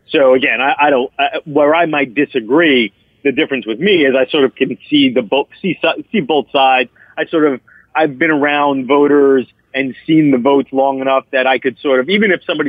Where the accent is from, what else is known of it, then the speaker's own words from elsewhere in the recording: Queens, New York, United States; I had, when I was young, and I grew up in Queens, and had my father didn't give much care about college football.